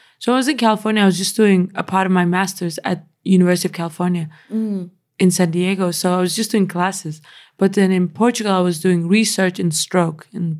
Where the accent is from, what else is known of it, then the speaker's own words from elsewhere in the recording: Denmark; moved away as an adult; also born or lived in United Kingdom; now in New York, United States; I grew up in Denmark. I was born in Denmark. I lived there until I was 23.